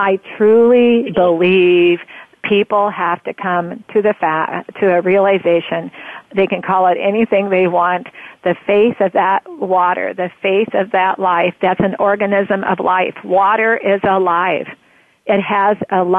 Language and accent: English; Roseburg, Oregon, United States; also born or lived in Portland, Oregon; I grew up in Roseburg, Oregon, as a young girl up until my sophomore in high school